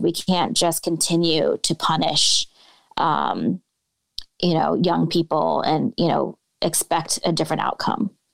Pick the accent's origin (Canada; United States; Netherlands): United States; Bay Area, California; moved away as an adult; now in Chicago, United States; I grew up in the Bay Area, you know, the progressive panacea